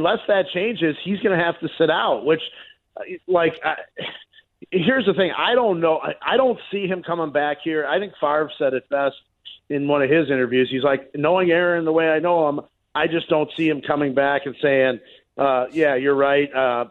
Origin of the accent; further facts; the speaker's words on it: Chicago, Illinois, United States; I grew up in Chicago. It took me a long time for people to stop looking at me as an outsider.